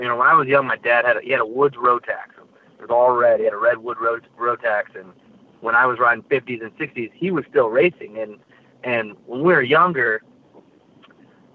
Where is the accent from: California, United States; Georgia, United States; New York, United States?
California, United States; Salinas; I was born in Salinas, California, so the mecca of, I guess, flat trackers, where the fast guys come from